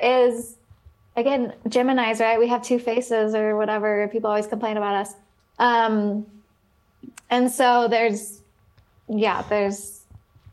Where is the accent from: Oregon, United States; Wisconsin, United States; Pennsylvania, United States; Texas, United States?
Oregon, United States; moved away as an adult; I grew up in Oregon. I came out here for college